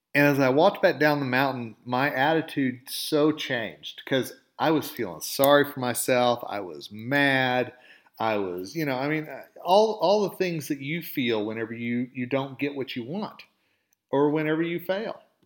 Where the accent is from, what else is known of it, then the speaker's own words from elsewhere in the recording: Oklahoma, United States; accent: southern drawl; moved away as an adult; now in Colorado, United States; I'm originally from Oklahoma. Okay, and you can probably hear a little bit of the southern drawl in my voice every once in a while, and I do say y'all.